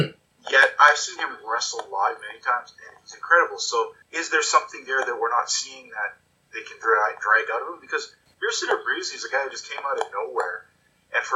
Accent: Calgary, Alberta, Canada; growing up in the Stampede area

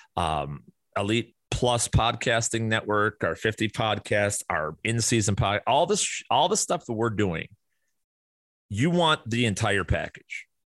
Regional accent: Chicago, Illinois, United States; moved away as an adult; now in Arizona, United States; where I grew up in Chicago

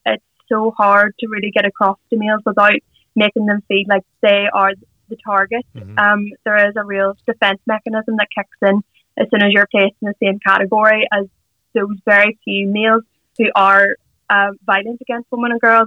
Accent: Derry, Northern Ireland, United Kingdom; we're both from Derry we actually went to the same nursery school, the same primary school, the same secondary school

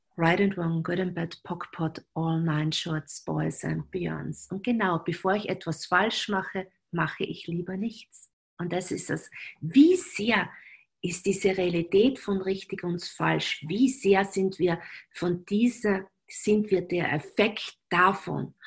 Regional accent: Graz, Styria, Austria; accent: Styrian; now in Vienna, Austria; in Graz verheiratet, dort, wo ich praktisch aufgewachsen bin

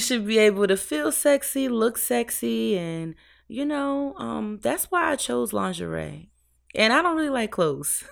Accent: New York City, New York, United States; moved away; also born or lived in 757 area (Hampton Roads, Virginia); I'm from New York. I'm from the fashion capital of the world

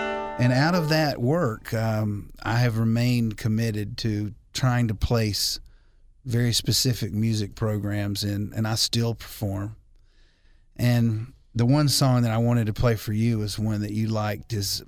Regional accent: Alabama, United States; I come from Alabama.

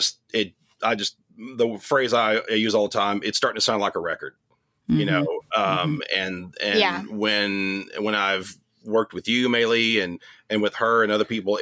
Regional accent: Irving, Texas, United States; moved away as an adult; also born or lived in Nashville, Tennessee; I was born in Irving, born and raised in Irving.

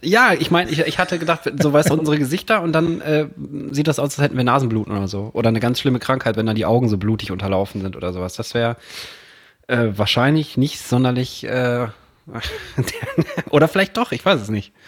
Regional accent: Herne, North Rhine-Westphalia, Germany; ich bin in Herne groß geworden

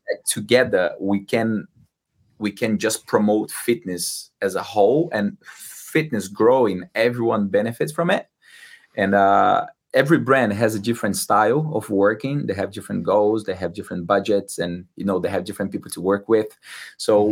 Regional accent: Brazil; English is a second language; moved away as an adult; now in London, United Kingdom; I'm not from Rio de Janeiro. I'm from like very like countryside in Brazil, like center of Brazil

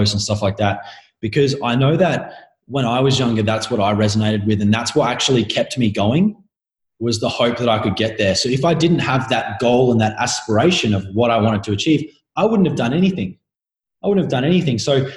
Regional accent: Adelaide, South Australia, Australia; I'm an Australian. I'm from Adelaide

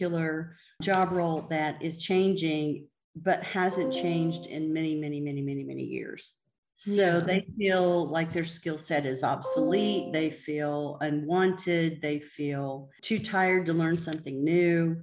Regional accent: the South, United States; I grew up in the South

